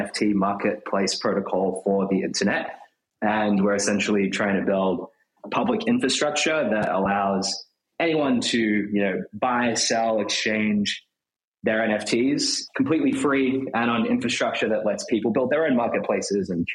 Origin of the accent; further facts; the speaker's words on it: Australia; moved away as an adult; now in New York, United States; I'm from Australia originally